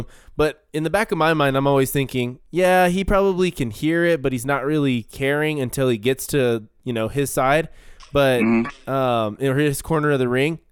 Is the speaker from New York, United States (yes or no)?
no; Carlsbad, New Mexico, United States; I'm from New Mexico, so I'd be in Carlsbad.